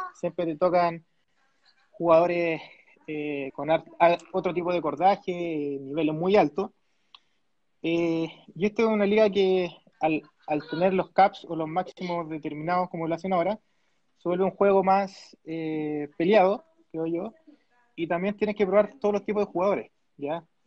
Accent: Chile; yo soy de Chile

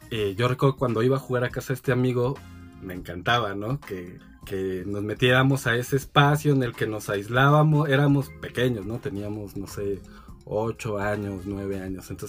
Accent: Mexico City, Mexico; Nací en la Ciudad de México, pero mi papá es de Nayarit mm. y mi mamá eh, nació

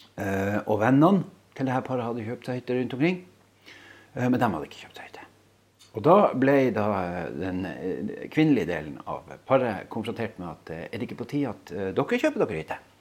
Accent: Skjervøy, Troms, Norway; Jeg bor altså på Skjervøy

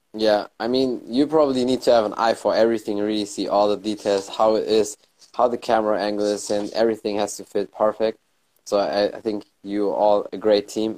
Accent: Germany; i was born and raised in germany but my family is from morocco

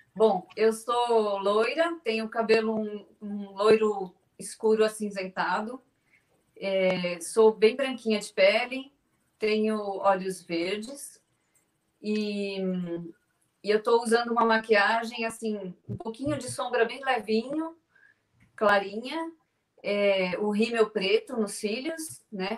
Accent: São Paulo, Brazil; Eu sou de São Paulo, apesar de estar no, no Regina Minas agora, mas eu sou aqui de São Paulo, capital.

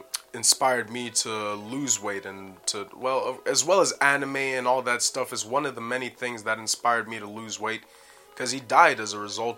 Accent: Canada; accent: Canadian; But I didn't go to Brixton, man. Forget that. With my Canadian accent, I'll get stabbed up, bro.

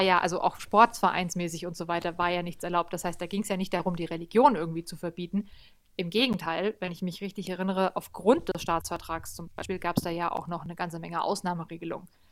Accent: Germany; bei uns in Deutschland

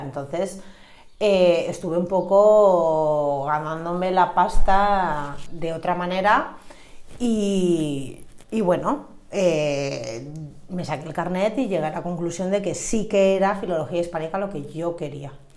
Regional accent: Sant Antoni de Portmany, Balearic Islands, Spain; me he criado en San Antonio

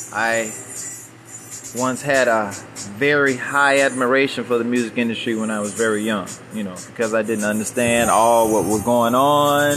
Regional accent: Chicago, Illinois, United States; I'm from Chicago

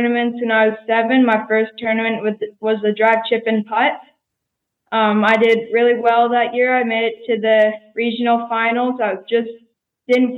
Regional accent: Saskatchewan, Canada; I'm from Canada in Saskatchewan

